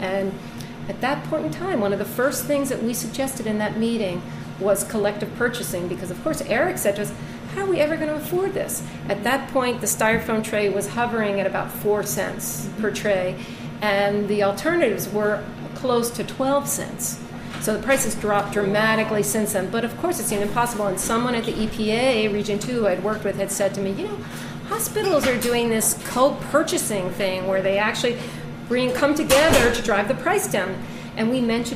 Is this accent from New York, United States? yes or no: yes; New York City, New York, United States; I'm a New Yorker. My kids go to public school here.